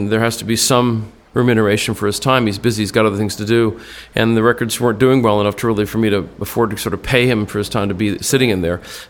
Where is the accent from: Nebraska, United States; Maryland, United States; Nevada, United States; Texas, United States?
Texas, United States; Austin; I grew up in Austin with Eric and Gibbons and Stevie and, you know, Van Wilkes